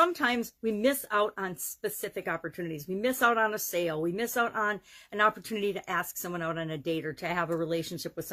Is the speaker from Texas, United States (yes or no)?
no; Wisconsin, United States; Oshkosh, Wisconsin, my home state